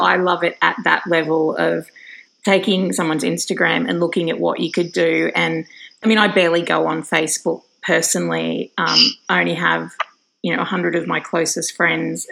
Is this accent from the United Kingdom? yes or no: no; Australia; being Australian